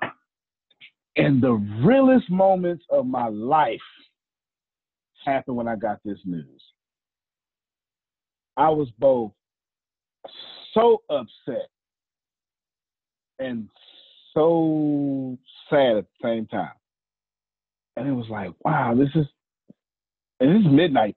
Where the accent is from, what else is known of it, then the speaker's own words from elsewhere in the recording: Galveston, Texas, United States; I'm from Galveston, Texas